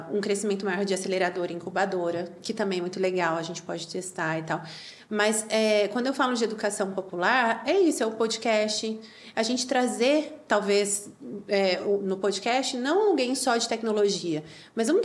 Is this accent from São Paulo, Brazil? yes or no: yes; Campinas, São Paulo, Brazil; Eu sou de Campinas.